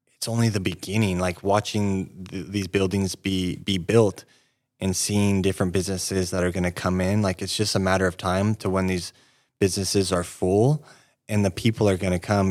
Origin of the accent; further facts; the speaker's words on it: Yreka, California, United States; moved away as an adult; now in Redding, United States; I grew up in Wairika, um, eighteen years living there.